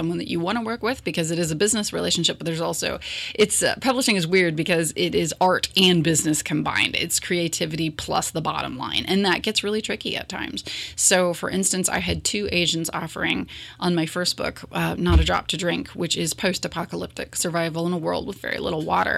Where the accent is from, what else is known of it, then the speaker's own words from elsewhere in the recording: Morrow County, Ohio, United States; growing up in Morrow County and working in the schools for over a decade